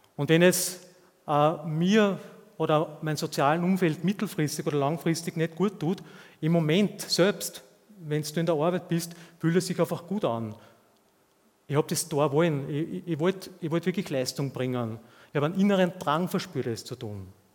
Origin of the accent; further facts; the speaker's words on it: Austria; zumindest hier bei uns in Österreich